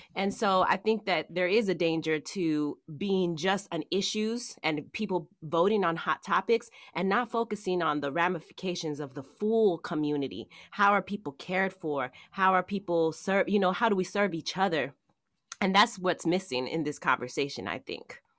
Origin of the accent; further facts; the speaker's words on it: Oakland, California, United States; accent: Oakland regionalism; moved away as an adult; also born or lived in San Francisco / Ohio / Oregon; I was raised in Oakland, so I'm a town, I'm from the town, I'm from here